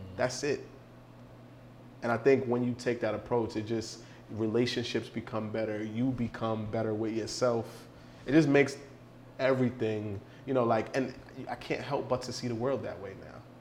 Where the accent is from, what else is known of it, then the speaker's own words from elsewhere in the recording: New York City, New York, United States; I grew up in the Bronx during the crack era